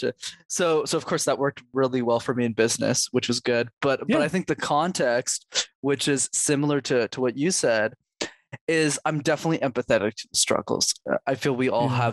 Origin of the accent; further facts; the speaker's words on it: Montreal, Quebec, Canada; I grew up in Montreal